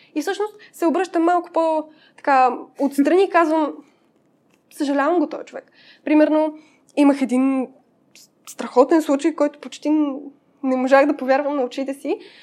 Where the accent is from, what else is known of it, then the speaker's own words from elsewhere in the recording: Pazardzhik, Pazardzhik Province, Bulgaria; moved away as an adult; now in Sofia, Bulgaria; Аз съм от Пазарджик и до 18 годишна си живеех там